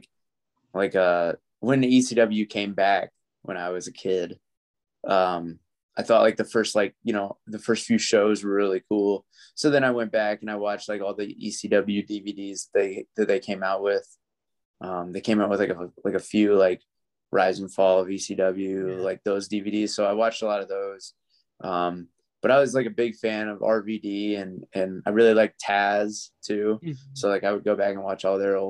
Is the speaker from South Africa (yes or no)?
no; Atlanta, Georgia, United States; it was my hometown crowd. It was in Atlanta